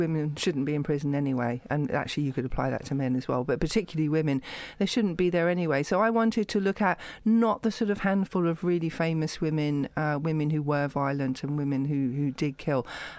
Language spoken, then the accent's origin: English; Camden, London, United Kingdom; Well, I grew up in Camden, about half a mile away from the prison.